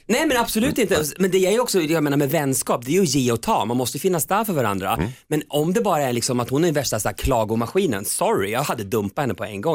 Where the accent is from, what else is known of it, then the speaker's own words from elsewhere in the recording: Köping, Västmanland, Sweden; moved away; jag var mobbad själv i hela min uppväxt i Köping